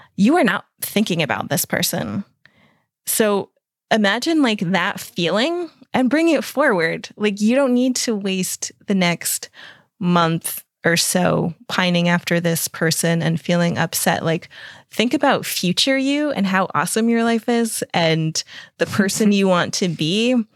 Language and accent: English; United States; moved away as an adult; now in Europe; I'm an American, but I've lived over here in Europe for the last ten years